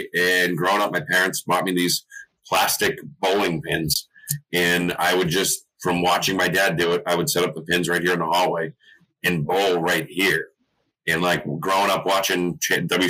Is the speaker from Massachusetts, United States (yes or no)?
yes; Natick, Massachusetts, United States; I grew up in Natick.